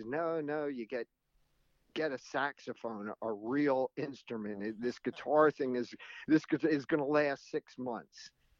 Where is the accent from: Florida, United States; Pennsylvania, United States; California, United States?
Pennsylvania, United States; Reading; moved away as an adult; also born or lived in New York area; I was born and raised in Reading, Pennsylvania. So, and didn't come to New York area until, after college.